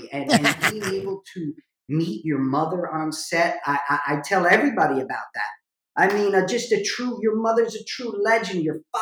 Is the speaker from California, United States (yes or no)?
no; New Jersey, United States; I was from Jersey